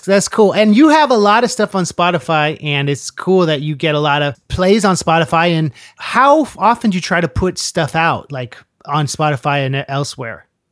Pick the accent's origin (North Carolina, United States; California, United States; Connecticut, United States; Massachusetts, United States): California, United States; Central Coast; moved away as an adult; now in New York, United States; I grew up with on the Central Coast in California